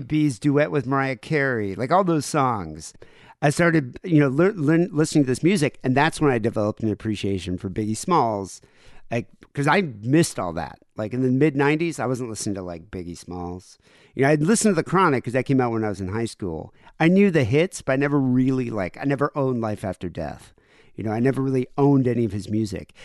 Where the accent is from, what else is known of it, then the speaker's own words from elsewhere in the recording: South Africa; moved away; I grew up in South Africa